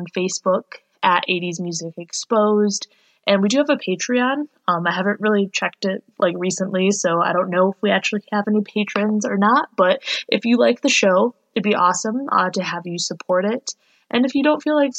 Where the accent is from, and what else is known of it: Michigan, United States